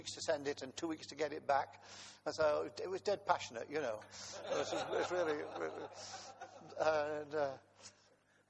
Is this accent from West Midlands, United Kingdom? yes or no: yes; Coventry, West Midlands, United Kingdom; I was born in Coventry while the German bombs were falling on the city